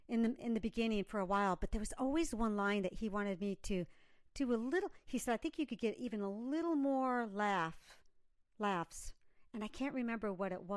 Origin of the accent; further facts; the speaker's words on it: Michigan, United States; moved away as an adult; also born or lived in New York; now in Pasadena, United States; I'm from Michigan